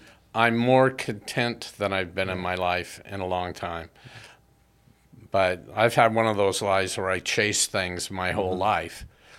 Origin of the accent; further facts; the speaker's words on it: United States; I think that's because you found out I was born and educated in the U.S.